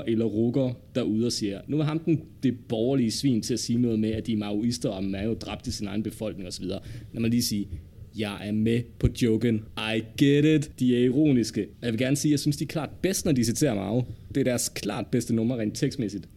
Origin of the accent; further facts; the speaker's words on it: Denmark; vi som danskere har behov for